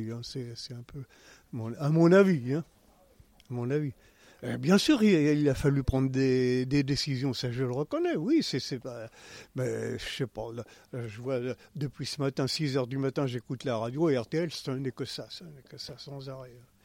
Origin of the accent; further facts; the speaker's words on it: Nouvelle-Aquitaine, France; now in Châtellerault, France; je suis originaire de Charente, à côté d'Angoulême.